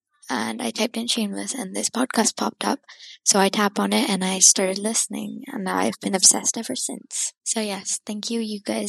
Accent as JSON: {"language": "English", "country": "Qatar", "said": "I'm actually from Qatar, which is a Middle Eastern country very close to Saudi Arabia."}